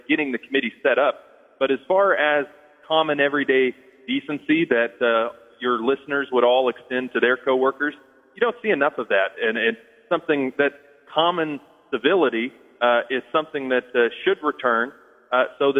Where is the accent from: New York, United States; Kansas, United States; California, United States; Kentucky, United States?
Kansas, United States; Galena; I grew up in Galena.